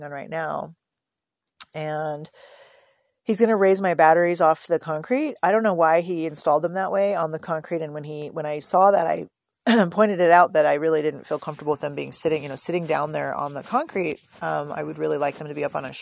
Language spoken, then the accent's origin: English; San Francisco Bay Area, California, United States; moved away; I'm from the San Francisco Bay Area